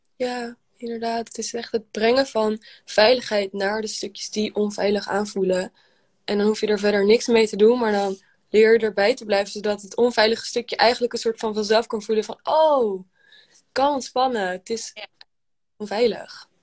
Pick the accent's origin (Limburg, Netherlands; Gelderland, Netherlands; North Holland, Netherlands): North Holland, Netherlands; Amsterdam; ik kom uit Amsterdam